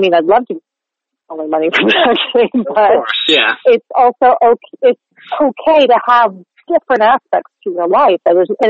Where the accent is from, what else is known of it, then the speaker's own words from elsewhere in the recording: Chatham Township, New Jersey, United States; moved away as an adult; now in New York, United States; I grew up in New Jersey. Not quite far away in Chatham Township